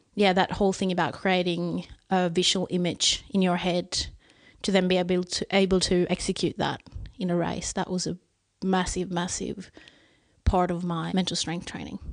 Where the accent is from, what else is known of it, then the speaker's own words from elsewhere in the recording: Sweden; English is a second language; here in my hometown where we're sitting right now